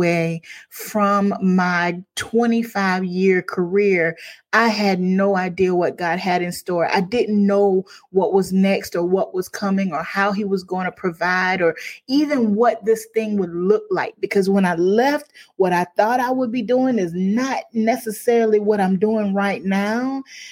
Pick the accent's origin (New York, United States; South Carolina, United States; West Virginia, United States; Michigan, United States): South Carolina, United States; Crockettville; I'm from Crockettville, South Carolina.